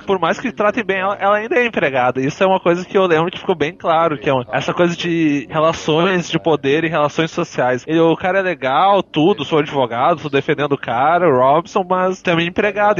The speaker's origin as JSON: {"language": "Portuguese", "town": "Porto Alegre", "region": "Rio Grande do Sul", "country": "Brazil", "tie": "born or raised there", "said": "eu fui criado num bairro pequeno aqui em Porto Alegre"}